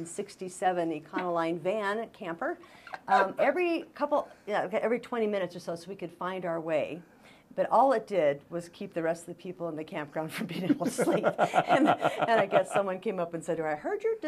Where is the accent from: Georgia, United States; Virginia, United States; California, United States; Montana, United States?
Montana, United States; Bozeman; I grew up in Bozeman